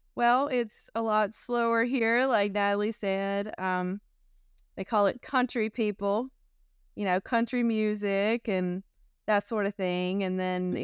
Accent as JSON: {"language": "English", "region": "North Carolina", "country": "United States", "tie": "born or raised there", "also_born_or_lived": "California", "said": "I was born in North Carolina and I lived in California for a few years"}